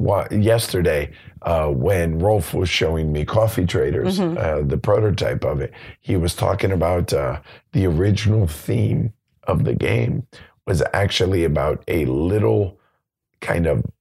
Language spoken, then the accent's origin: English; United States; I'm American. I speak English.